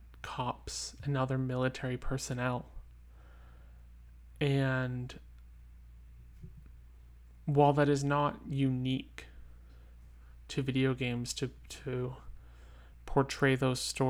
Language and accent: English; United States; my home country, the United States of America